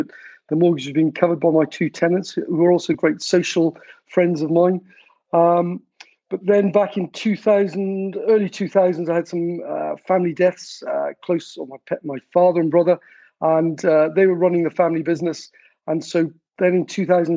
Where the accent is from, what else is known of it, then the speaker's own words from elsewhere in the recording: South Wales, United Kingdom; moved away as an adult; I'm from South Wales, although I spent most of my, in fact, all my working life outside of Wales